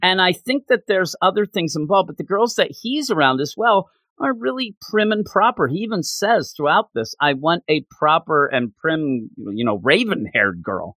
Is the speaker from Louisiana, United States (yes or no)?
no; Quakertown, Pennsylvania, United States; also born or lived in West Virginia; I'm right outside the Philadelphia area. I'm in a town called Quakertown